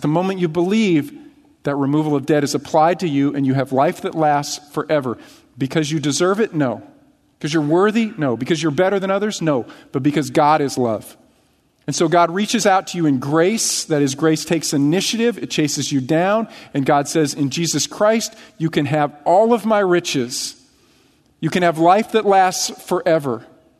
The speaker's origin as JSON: {"language": "English", "country": "United States", "said": "see my American passport, right? I have rights. I'm American."}